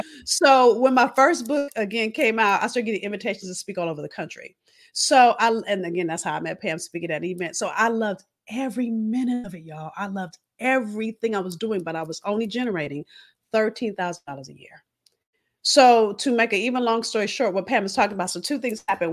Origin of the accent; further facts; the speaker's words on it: Los Angeles, California, United States; moved away as an adult; also born or lived in Boston; I'm from California, if you haven't figured that out. I'm from